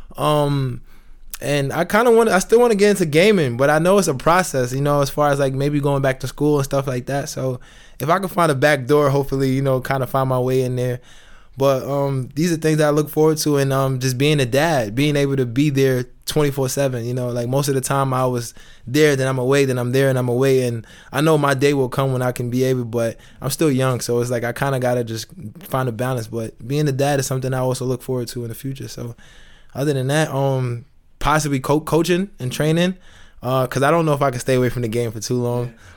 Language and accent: English; New York City, New York, United States; moved away as an adult; now in Itzehoe, Germany; I'm from New York